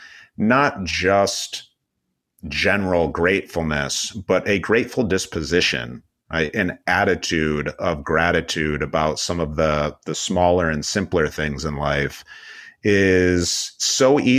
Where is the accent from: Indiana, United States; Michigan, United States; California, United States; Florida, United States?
Michigan, United States; moved away; also born or lived in Los Angeles; I was living and working in Los Angeles, but I'm originally from Michigan